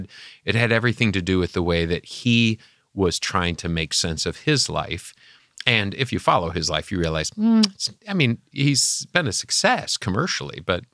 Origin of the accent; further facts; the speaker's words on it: Michigan, United States; From my home state of Michigan.